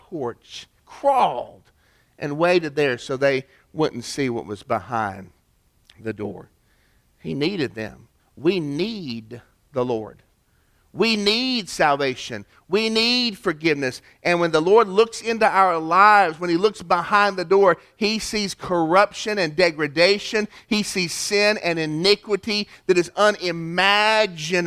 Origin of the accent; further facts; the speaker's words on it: East Ridge, Tennessee, United States; my hometown, East Ridge, Tennessee, as kids